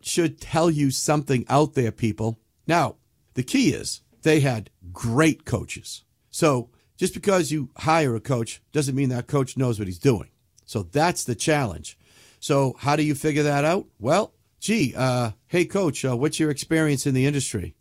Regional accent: New England, United States; I'm from New England

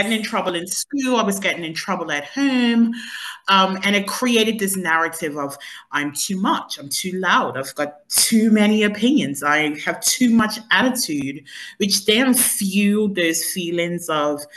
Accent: Bermuda; I am originally from Bermuda and I grew up in paradise.

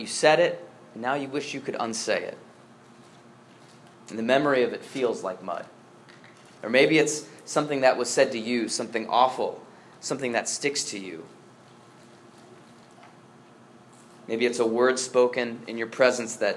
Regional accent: Northeast Ohio, United States; moved away; I grew up in Northeast Ohio

